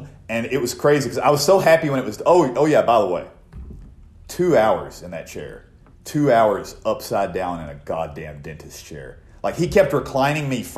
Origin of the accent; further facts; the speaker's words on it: Oklahoma, United States; my hometown is full of nothing but fucking meth heads. So, anyway. So is the town I live in now. But, anyway, I guess Every town is. This is Oklahoma